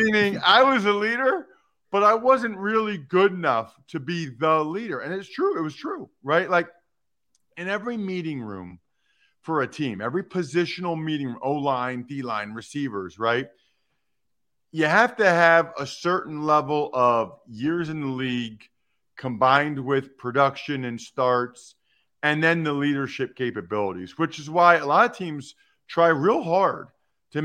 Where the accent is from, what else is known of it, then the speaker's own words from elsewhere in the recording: Reading, Pennsylvania, United States; I'm from Reading, grew up a diehard Eagles fan